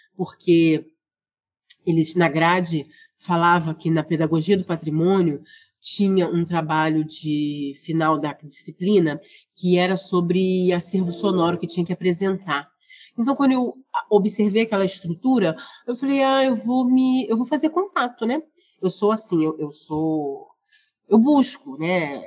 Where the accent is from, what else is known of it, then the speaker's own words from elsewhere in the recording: Rio de Janeiro, Brazil; aqui do Rio de Janeiro, onde eu nasci, moro, trabalho, estudo, atuo